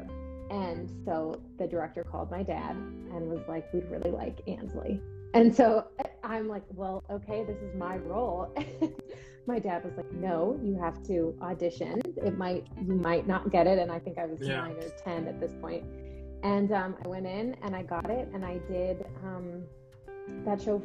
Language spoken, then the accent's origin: English; Orlando, Florida, United States; also born or lived in Atlanta, Georgia; I'm from Orlando, Florida, and well, I was born in Atlanta, then my family moved to Orlando